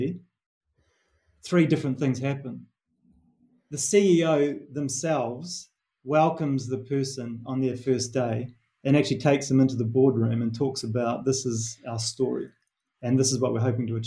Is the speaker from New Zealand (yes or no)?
yes; New Zealand; accent: Kiwi; moved away as an adult; my Kiwi accent